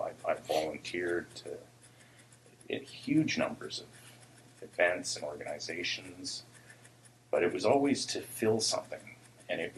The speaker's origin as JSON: {"language": "English", "town": "Port Alberni", "region": "British Columbia", "country": "Canada", "tie": "born or raised there", "also_born_or_lived": "Nanaimo", "said": "I grew up in Port Alberni."}